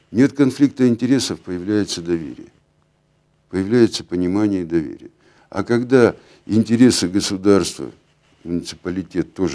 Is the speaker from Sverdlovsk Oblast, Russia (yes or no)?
yes; Nizhny Tagil, Sverdlovsk Oblast, Russia; Вот я родился в Нижнем Тагиле. Я живу здесь. Для меня Нижний Тагил – это то место, это моя родина.